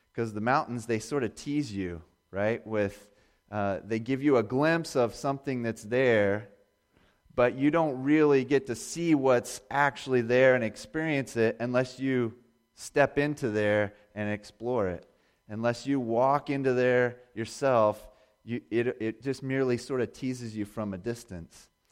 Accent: Indiana, United States; also born or lived in Bozeman, Montana; I grew up in Indiana

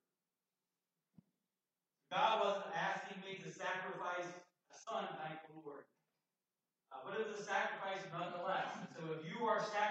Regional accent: Summit Point, West Virginia, United States; just right nearby where I grew up in Summit Point, 5 miles apart

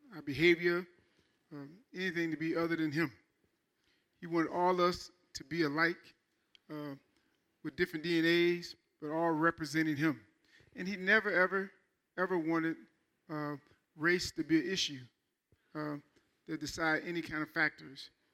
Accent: Michigan, United States; I'm from Michigan

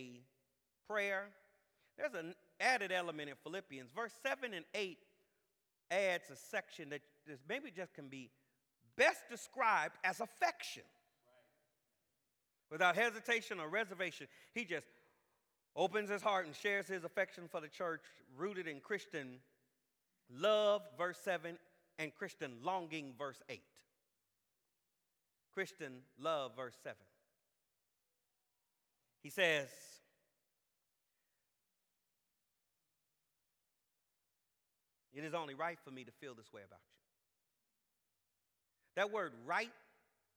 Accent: Jacksonville, Florida, United States; I'm from Jacksonville

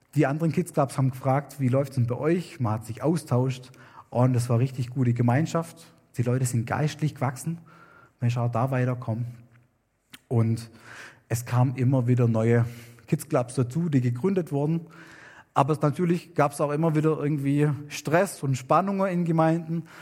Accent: Germany; moved away as an adult; now in Wewak, Papua New Guinea; wir als Deutsche

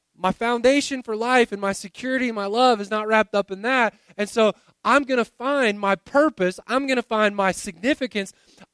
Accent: Winter Haven, Florida, United States; moved away; I grew up in Winter Haven, Florida.

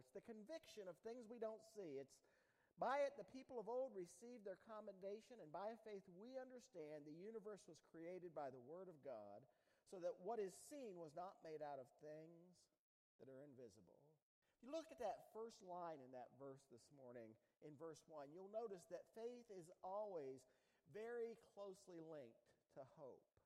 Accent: United States; When I was a kid, I grew up down there on the Ohio River

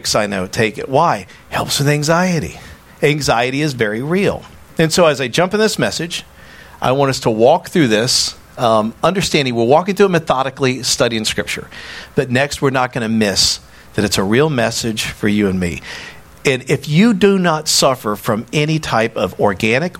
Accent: United States; I'm walking in as an American who loves my country.

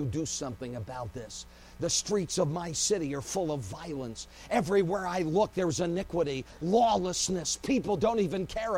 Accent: Phoenix, Arizona, United States; my hometown of Phoenix

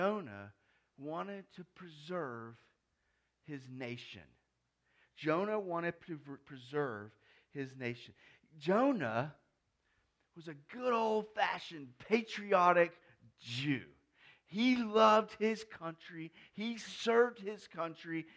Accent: United States; I'm an American

